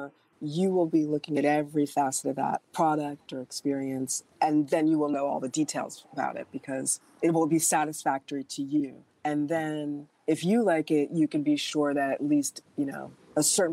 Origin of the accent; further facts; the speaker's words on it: New York City, New York, United States; also born or lived in Berkshires; now in Los Angeles, United States; I grew up in Manhattan, and I live, you know, in Los Angeles